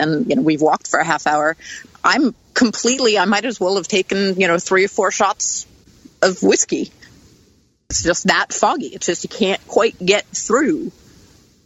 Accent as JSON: {"language": "English", "region": "East Coast", "country": "United States", "tie": "born or raised there", "said": "I grew up on the East Coast."}